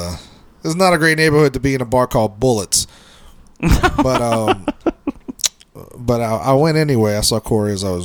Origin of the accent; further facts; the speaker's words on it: New Orleans, Louisiana, United States; also born or lived in Orlando, Florida; I grew up on the West Bank